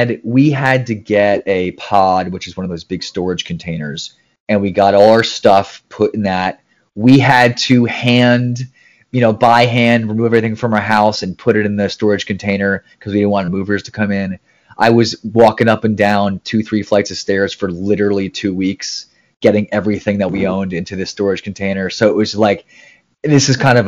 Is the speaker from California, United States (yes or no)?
no; New Jersey, United States; moved away as an adult; also born or lived in Maryland / San Diego; I'm from the East Coast. I'm from New Jersey.